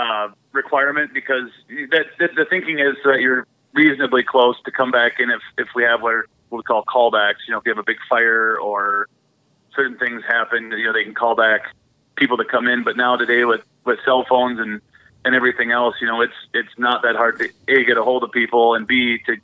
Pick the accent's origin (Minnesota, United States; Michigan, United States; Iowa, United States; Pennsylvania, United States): Minnesota, United States; moved away as an adult; also born or lived in Montana; now in Superior, United States; I'm born and raised in Minnesota and joined the military and lived most of my time when I wasn't deployed in Montana and then moved back to Minnesota.